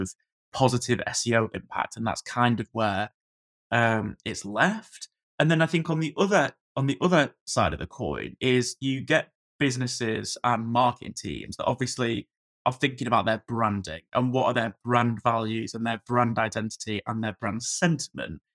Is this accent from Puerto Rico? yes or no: no; Blackpool, North West England, United Kingdom; moved away as an adult; I'm from Blackpool originally, so I sort of moved back to the Far Coast